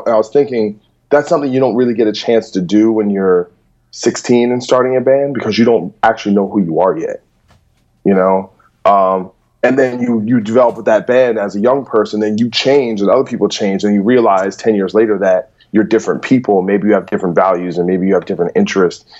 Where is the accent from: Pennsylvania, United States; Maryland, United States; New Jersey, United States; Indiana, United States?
New Jersey, United States; moved away as an adult; also born or lived in New York; now in Los Angeles, United States; I'm from New Jersey, but then really from like 2010 on, I pretty much only hung out in New York